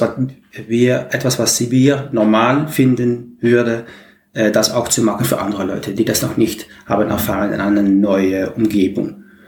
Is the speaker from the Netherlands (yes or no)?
yes; Maastricht, Limburg, Netherlands; German is a second language; ich komme aus Holland, Maastricht